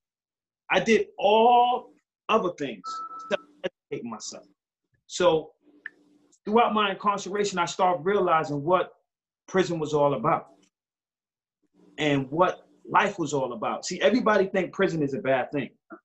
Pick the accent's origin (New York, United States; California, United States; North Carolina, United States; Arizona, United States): New York, United States; New York City; growing up in Far Rockaway